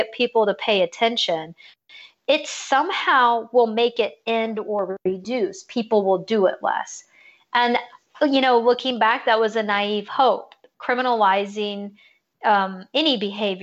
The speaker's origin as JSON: {"language": "English", "region": "California", "country": "United States", "also_born_or_lived": "Georgia / Virginia", "moved": "yes", "lives_now": "Florida, United States", "said": "I'm originally from California"}